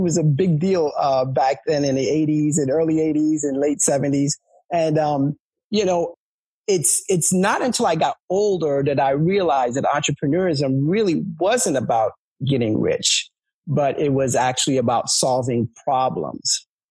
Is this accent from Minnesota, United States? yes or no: no; New York City, New York, United States; moved away as an adult; now in Delaware, United States; I grew up in New York City